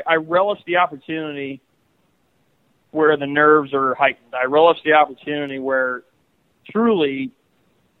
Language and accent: English; Iowa, United States; growing up in Iowa